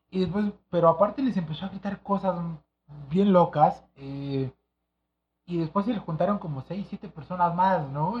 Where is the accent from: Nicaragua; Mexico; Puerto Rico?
Mexico; Mexico City; yo crecí en Santa María de la Ribera